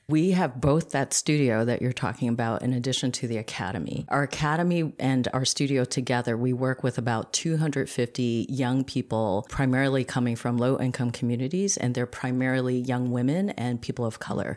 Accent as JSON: {"language": "English", "region": "New York", "country": "United States", "said": "we ended up both in Queens"}